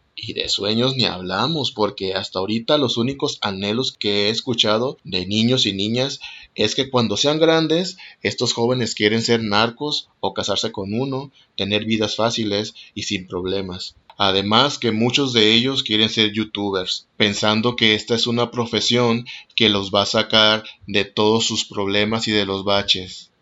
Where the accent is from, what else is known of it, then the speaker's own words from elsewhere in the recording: Mexico; also born or lived in Mazatlán, Sinaloa; Soy mexicano, tengo 39 años y actualmente vivo en Mazatlán, Sinaloa.